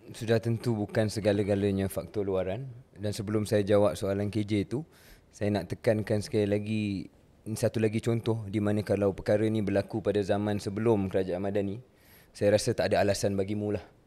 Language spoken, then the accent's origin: Malay; Malaysia; Saya kenalkan diri saya orang Malaysia